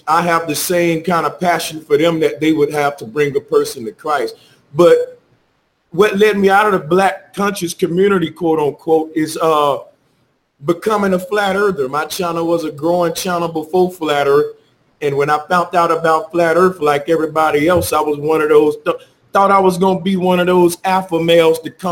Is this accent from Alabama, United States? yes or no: yes; Alabama, United States; moved away as an adult; now in Las Vegas, United States; Born and raised in Alabama